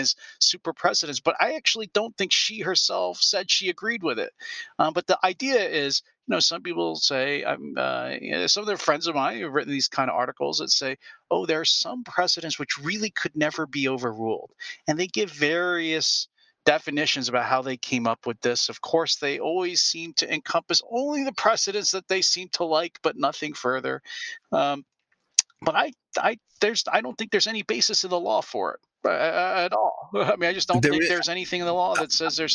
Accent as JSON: {"language": "English", "region": "Pennsylvania", "country": "United States", "tie": "born or raised there", "said": "my home state of Pennsylvania"}